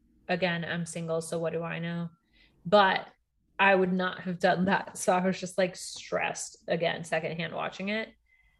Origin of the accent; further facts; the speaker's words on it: Texas, United States; born there; now in Virginia, United States; a Cowboys fan in Virginia. So, but that's like because I was born in Texas.